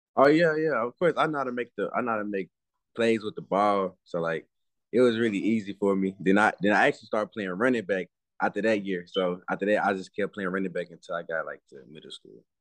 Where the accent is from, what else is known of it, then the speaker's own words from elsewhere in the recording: Dallas, Texas, United States; I'm from Dallas, Texas